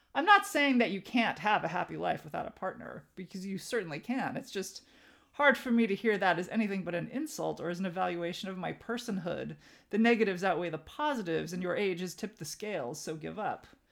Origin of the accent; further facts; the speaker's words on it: Southern California, United States; moved away as an adult; I grew up Armenian American in Southern California.